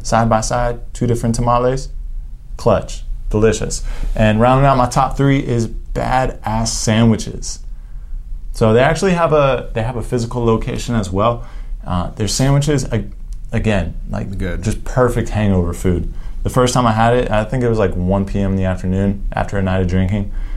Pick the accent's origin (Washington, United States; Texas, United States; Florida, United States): Florida, United States; Juno Beach; now in Central Florida, United States; my hometown beach, Juno Beach, Juno Beach Pier